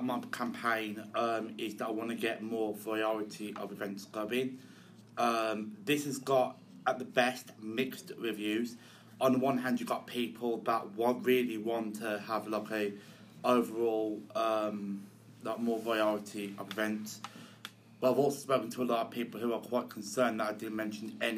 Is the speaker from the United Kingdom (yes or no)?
yes; Chelmsley Wood, West Midlands, United Kingdom; I'm from Chelmsley Wood originally, before I started living on campus at Newman